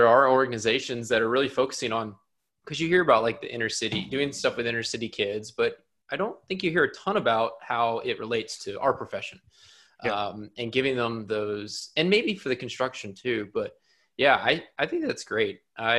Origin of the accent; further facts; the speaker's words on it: Atlanta, Georgia, United States; I grew up in Metro Atlanta. I went to Georgia Tech